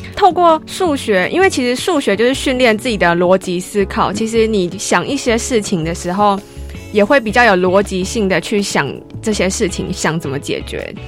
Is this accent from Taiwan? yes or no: yes; Taiwan; accent: Taiwanese (English accent); 我自己的英文口音就是一个，听起来就是一个台湾人